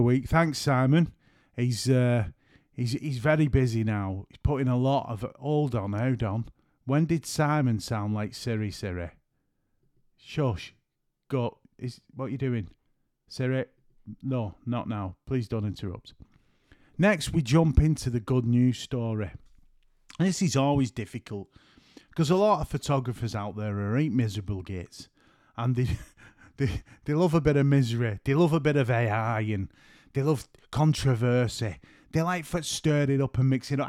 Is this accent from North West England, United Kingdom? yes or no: yes; St Helens, North West England, United Kingdom; I'm from Saint Helens.